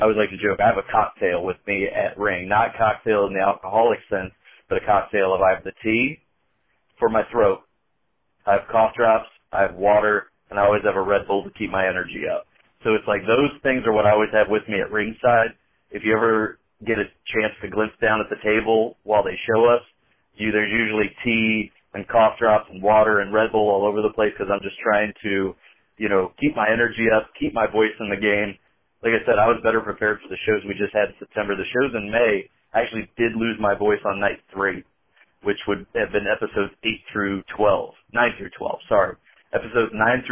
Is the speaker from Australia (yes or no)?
no; Indiana, United States; I'm from Indiana, and to me, to the people around me, I don't have an accent